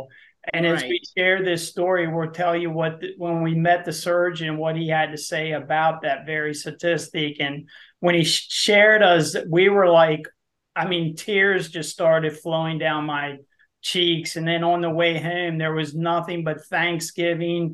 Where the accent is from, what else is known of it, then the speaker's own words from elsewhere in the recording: Waynesboro, Pennsylvania, United States; we are from Waynesboro, Pennsylvania